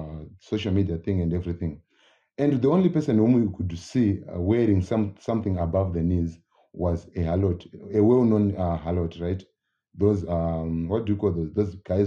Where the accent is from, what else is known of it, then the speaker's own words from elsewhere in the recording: Zimbabwe; I'm from Zimbabwe.